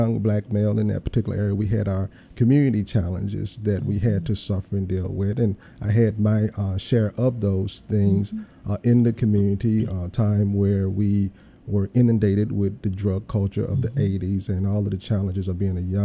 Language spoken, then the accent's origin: English; Memphis, Tennessee, United States; moved away as an adult; I grew up in North Memphis, an area called, that is notably called Frazier.